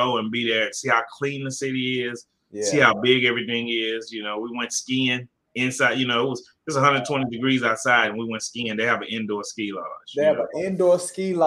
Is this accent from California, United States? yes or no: no; Houston, Texas, United States; I'm from Fifth Ward, Houston, Texas